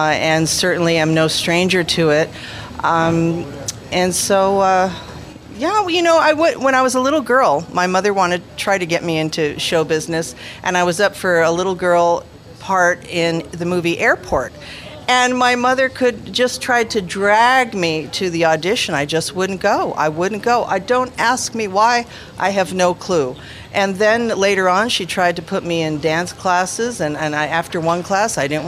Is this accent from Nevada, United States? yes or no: yes; Las Vegas, Nevada, United States; also born or lived in Los Angeles, California; I have lived in Las Vegas most of my life, though I was born in Los Angeles